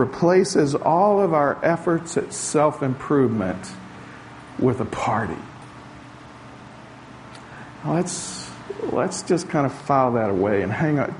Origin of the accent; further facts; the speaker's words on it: the South, United States; moved away; also born or lived in Portugal; I grew up in the South where a wedding was cake and punch and maybe some peanuts if you were lucky back in those days